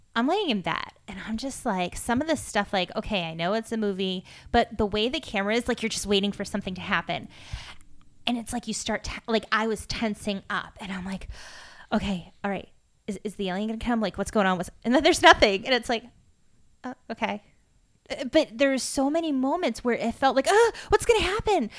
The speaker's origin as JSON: {"language": "English", "region": "Massachusetts", "country": "United States", "tie": "born or raised there", "said": "I grew up in Drake at Mass"}